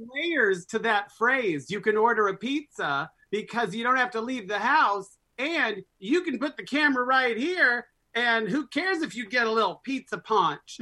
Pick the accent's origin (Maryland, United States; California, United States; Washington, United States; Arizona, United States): Arizona, United States; Scottsdale; Growing up in Scottsdale, Arizona in the 60s and 70s